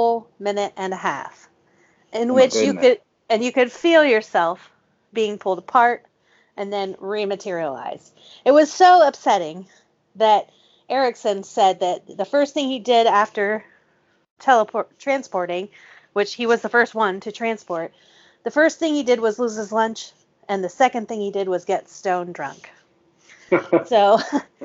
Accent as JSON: {"language": "English", "country": "United States", "said": "I'm American"}